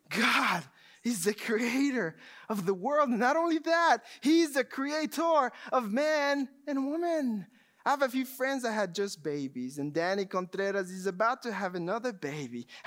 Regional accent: Texas, United States; now in Georgia, United States; I just moved to Georgia just a few years ago. I come from Texas. Everything is plain. Not many mountains, not many lakes.

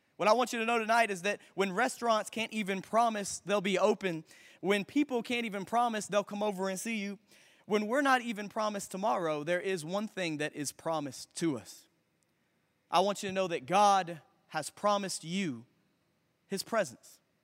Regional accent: Memphis, Tennessee, United States; I grew up right here in Memphis, Tennessee. I went to Bartlett High School

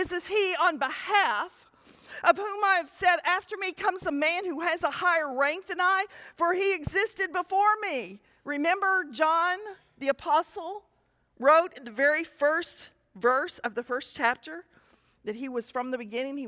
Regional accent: United States; as an American Christian

